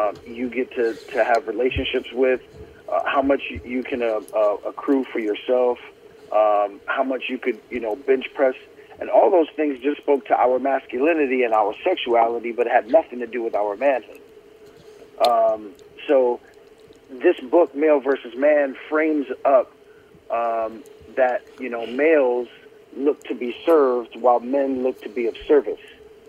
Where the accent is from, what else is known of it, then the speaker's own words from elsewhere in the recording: Brooklyn, New York, United States; I grew up in Brooklyn, not the gentrified one that looks very Disney-like now